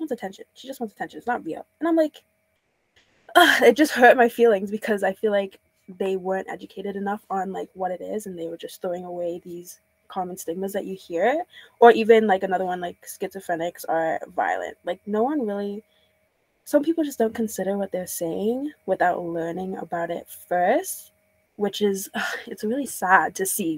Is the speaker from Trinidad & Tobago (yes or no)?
yes; Trinidad & Tobago; moved away; I'm from Trinidad, so like within the Caribbean community